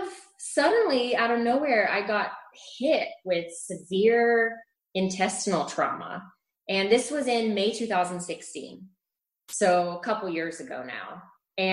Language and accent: English; Scotland, United Kingdom; also born or lived in Middle East / Chile / New Orleans; now in Austin, United States; But yeah, I am from Scotland. I have moved around a lot. I lived in the Middle East. I lived in Chile, in South America, in New Orleans, and I've lived in Austin for 10 years.